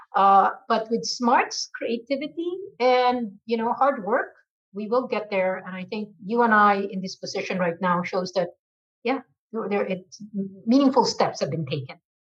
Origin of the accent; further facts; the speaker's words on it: Philippines; moved away as an adult; now in United States; I was born and raised in the Philippines from a Chinese family.